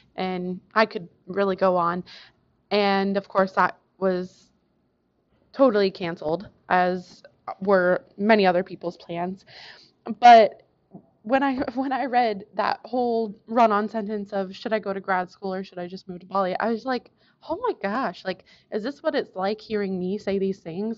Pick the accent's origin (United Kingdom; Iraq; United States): United States; Arkansas; also born or lived in California / Nevada; back to Arkansas because I did a lot of growing up around there